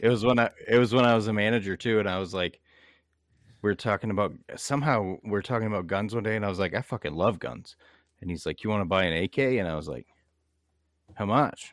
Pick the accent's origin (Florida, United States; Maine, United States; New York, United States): Maine, United States; Bangor; I come from Bangor, Maine.